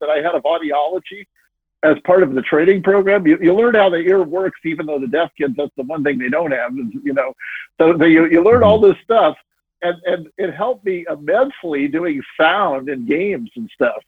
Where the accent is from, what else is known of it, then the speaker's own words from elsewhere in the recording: Southern California, United States; moved away as an adult; also born or lived in Tacoma, Washington / Portland; I grew up in Southern California